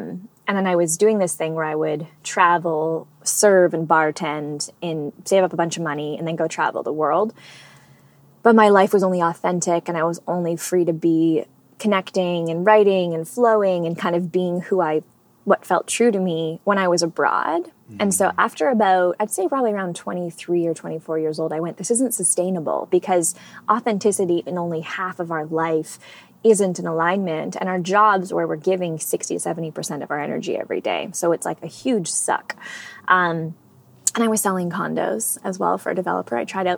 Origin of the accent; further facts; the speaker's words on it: Edmonton, Alberta, Canada; also born or lived in Whitehorse; Yeah, no, I was born in Whitehorse, which is in the Northwest Territories of Canada.